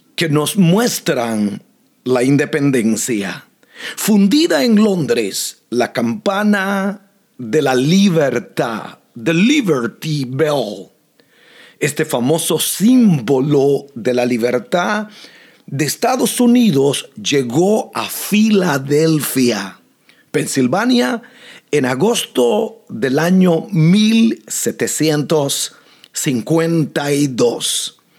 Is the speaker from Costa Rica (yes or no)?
yes; Costa Rica; now in United States; nací en Costa Rica, pero esta se ha convertido en mi nación